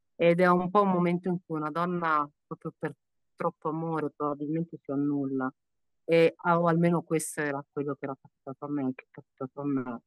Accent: Calabria, Italy; in Calabria, sono calabrese

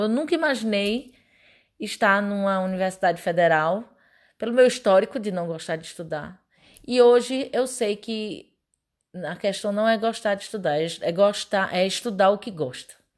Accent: Pernambuco, Brazil; moved away as an adult; now in Goiás, Brazil; sou pernambucana.

